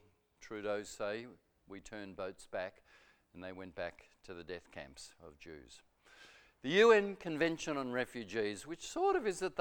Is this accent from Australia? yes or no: yes; Melbourne, Victoria, Australia; I lived in Melbourne, Murrumbina